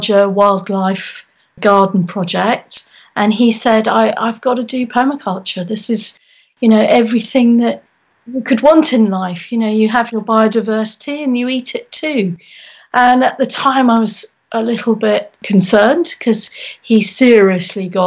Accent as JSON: {"language": "English", "region": "London", "country": "United Kingdom", "tie": "born or raised there", "said": "I was born in London, and I grew up there very much in the 60s, actually."}